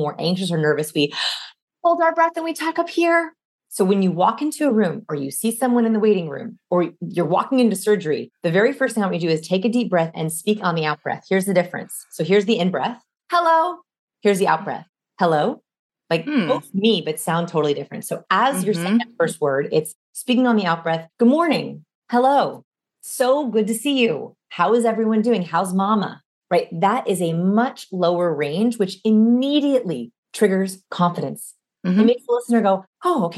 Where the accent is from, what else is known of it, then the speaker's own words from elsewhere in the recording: Los Angeles, California, United States; I'm from Los Angeles.